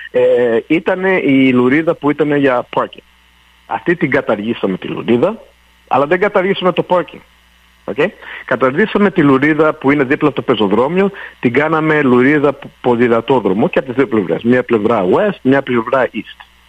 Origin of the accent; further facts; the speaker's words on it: Montreal, Quebec, Canada; μεγάλωσα στο Park X